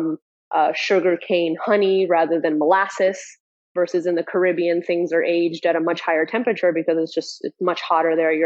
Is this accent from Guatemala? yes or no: yes; Guatemala; now in Miami, United States; we were surrounded by rum growing up in Central America.